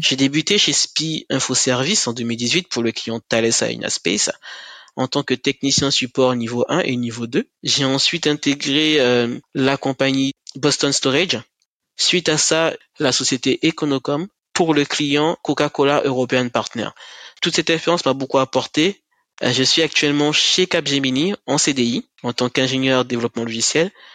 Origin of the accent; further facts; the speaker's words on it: Cayenne, French Guiana; moved away as an adult; also born or lived in Kourou / Toulouse; je suis originaire de la Guyane, principalement de la ville de Cayenne